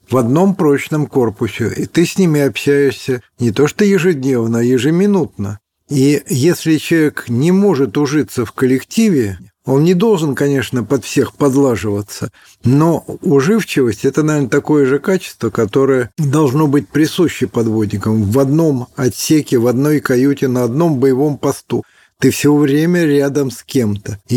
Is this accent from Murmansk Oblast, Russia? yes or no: yes; Polyarny, Murmansk Oblast, Russia; born there; Дело в том, что я родился в Полярном, как его тогда называли наши враги, э, осинное гнездо советских подводников.